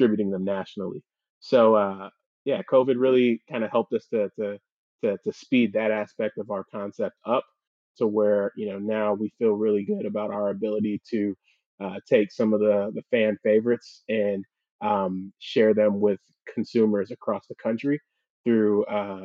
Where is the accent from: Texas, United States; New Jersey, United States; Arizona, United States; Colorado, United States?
Texas, United States; Houston; also born or lived in Missouri / Philadelphia; I grew up in the Houston area